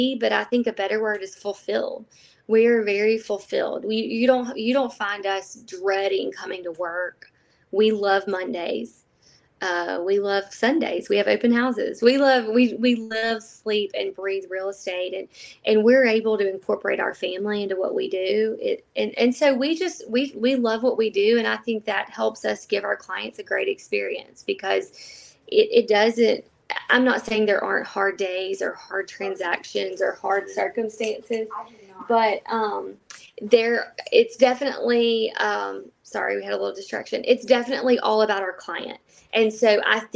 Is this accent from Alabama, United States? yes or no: yes; Northport, Alabama, United States; I was born in Northport and raised here, graduated from Tuscaloosa County High School